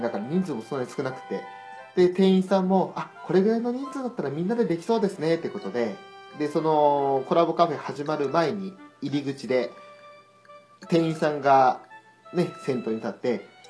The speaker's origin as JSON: {"language": "Japanese", "region": "Hokkaido", "country": "Japan", "said": "北海道人としては"}